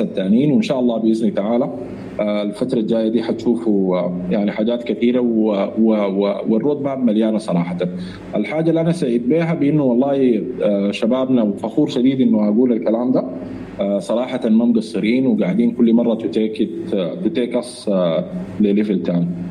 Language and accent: Arabic; Sudan; نحن كسودانيين